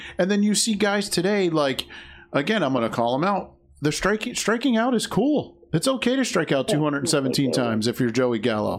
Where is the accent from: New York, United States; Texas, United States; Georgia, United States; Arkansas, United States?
New York, United States; I'm from New York